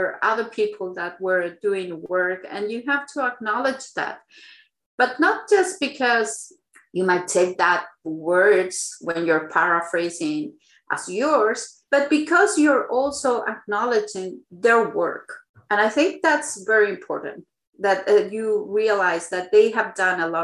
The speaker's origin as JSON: {"language": "English", "country": "Chile", "moved": "yes", "said": "I am from Chile"}